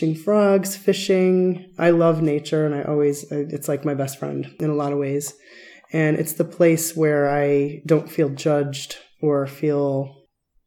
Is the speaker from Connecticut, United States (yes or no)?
yes; Stratford, Connecticut, United States; also born or lived in Bridgeport, Connecticut / Chicago, Illinois; now in Tucson, United States; I grew up in Connecticut, kind of on the coast. I was born in Bridgeport, sort of an industrial town, but my town was Stratford, a little bit further north